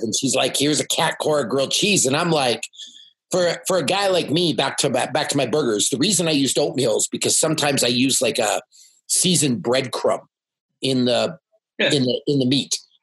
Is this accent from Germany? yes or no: no; Canada; I'm from Canada and I speak yeah, French